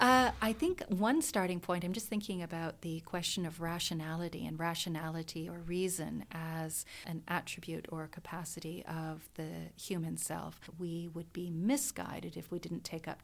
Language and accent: English; Canada; accent: Canadian; my good Canadian accent